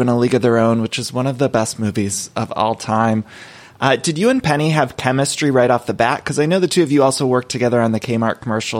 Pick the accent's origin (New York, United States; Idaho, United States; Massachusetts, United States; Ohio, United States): Ohio, United States; Solon; moved away as an adult; now in Los Angeles, United States; I grew up in Ohio